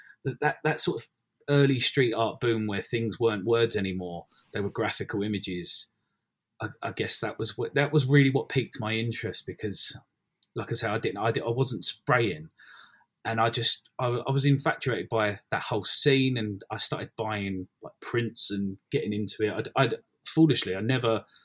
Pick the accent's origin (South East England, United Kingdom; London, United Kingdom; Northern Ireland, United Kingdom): London, United Kingdom; also born or lived in Ilford / Essex; I grew up in Bethnal Green and gradually moved out into Essex, East London, Essex, that kind of way.